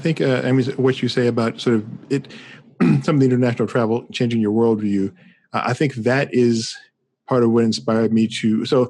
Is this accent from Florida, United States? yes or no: no; Washington, District of Columbia, United States; moved away; I'm originally from Washington D.C. And so I am, you know, I take some of that stuff kind of personally from the standpoint of like I am literally from the government. You know, it's like I'm not from any particular state or whatever. I'm from a federal district